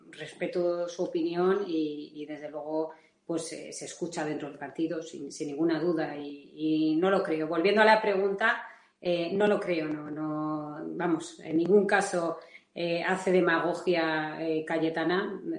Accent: Valencian Community, Spain; como se dice en mi tierra, que, es Valencia

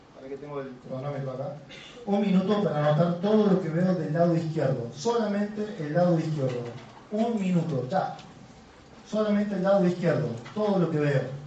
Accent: Córdoba, Argentina; Soy muy cordobés

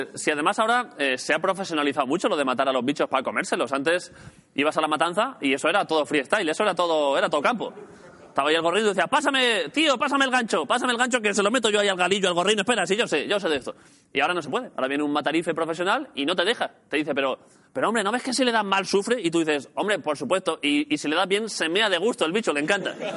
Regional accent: Jaén, Andalusia, Spain; soy de Jaén

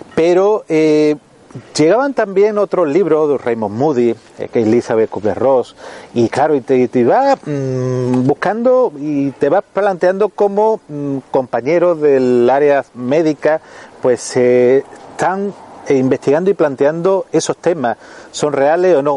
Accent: Melilla, Spain; soy de Melilla

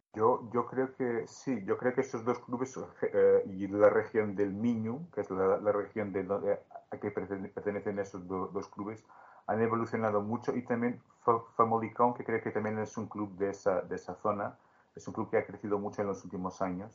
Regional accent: Beja, Alentejo, Portugal; acompañaba al club de mi pueblo, el Club Sportivo Beja

